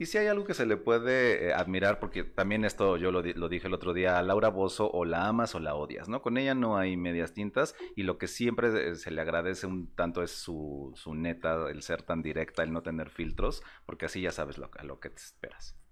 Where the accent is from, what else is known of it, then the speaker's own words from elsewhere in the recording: Mexico; como decimos aquí en México